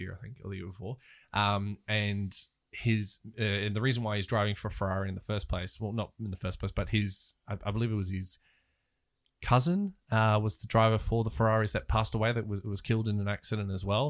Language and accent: English; Australia; as an Australian